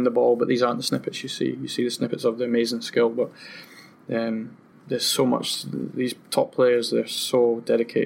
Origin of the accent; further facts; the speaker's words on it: Aberdeen, Scotland, United Kingdom; moved away; I would have liked to have played in my hometown